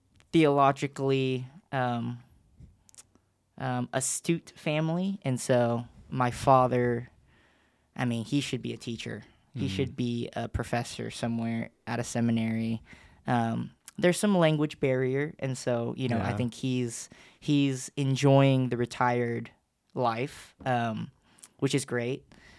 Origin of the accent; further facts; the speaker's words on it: Los Angeles, California, United States; born there; So I'm not originally from Knoxville. I was born in L.A., My whole family, both sides, you know, mother's side, father's side, they're all still in L.A.